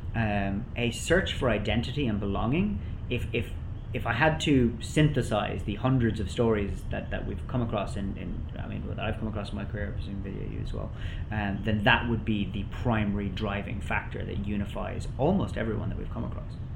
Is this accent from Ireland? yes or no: yes; Ireland; I'm Irish myself